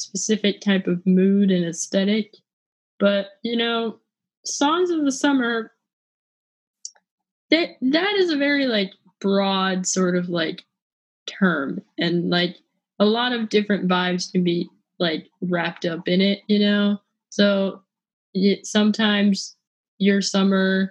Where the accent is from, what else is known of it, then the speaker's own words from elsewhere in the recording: California, United States; I am from California, and California is hot, but it's not humid.